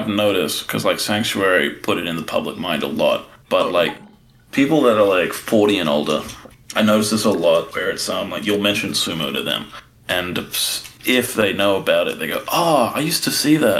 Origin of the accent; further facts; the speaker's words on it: Australia; as an Australian